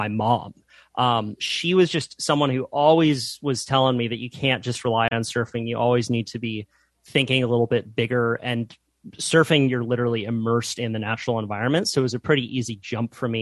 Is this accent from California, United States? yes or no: yes; Santa Cruz, California, United States; I grew up in Santa Cruz, California, which is sort of a surf mecca